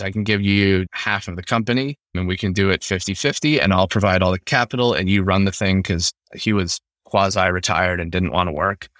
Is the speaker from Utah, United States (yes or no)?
yes; Utah, United States; moved away as an adult; also born or lived in Ukraine; growing up in Utah